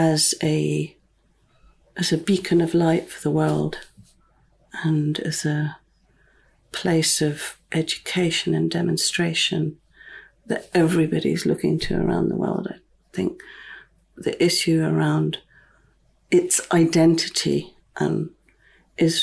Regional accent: near Fraserburgh, Scotland, United Kingdom; also born or lived in London; now in Findhorn, United Kingdom; I grew up on this land. I grew up near Fraserburgh

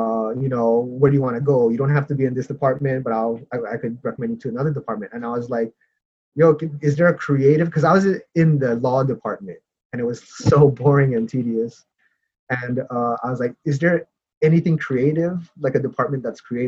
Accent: Hawaii, United States; moved away as an adult; also born or lived in Seattle; now in Los Angeles, United States; growing up in Hawaii, you definitely, like, the arts is definitely not encouraged

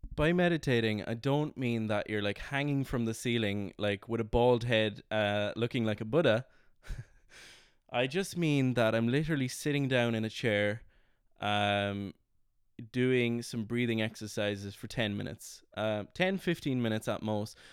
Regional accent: Ireland; moved away as an adult; also born or lived in London; I was kind of away from Ireland for about four or five months

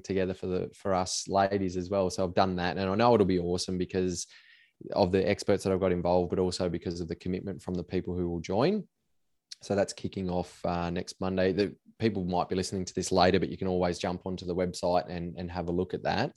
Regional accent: Cobar, New South Wales, Australia; I grew up in Cobar in a small country town in Western New South Wales

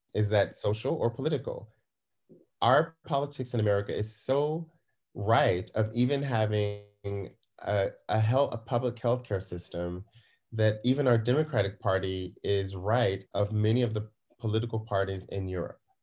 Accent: United States; now in Germany; I'm an American here in, uh, here abroad

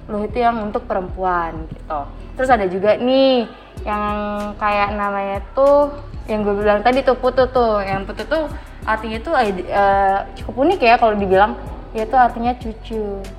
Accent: Denpasar, Bali, Indonesia; Kalau di daerahku di Denpasar tuh ada juga yang pakai uh, eh, nama lain dari Made itu yaitu kayak Kade

